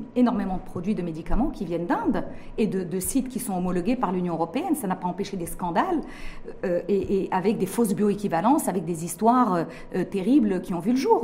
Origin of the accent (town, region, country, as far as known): Morocco